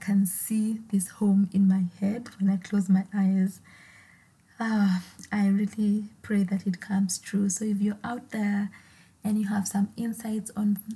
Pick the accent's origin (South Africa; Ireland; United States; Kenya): Kenya; Naivasha, Nakuru County; So I grew up in Naivasha, a town